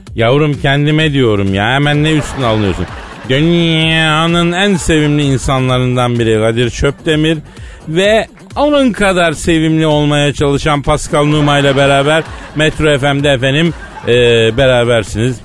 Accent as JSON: {"language": "Turkish", "country": "Turkey", "tie": "born or raised there", "said": "ben doğma büyüme buralıyım"}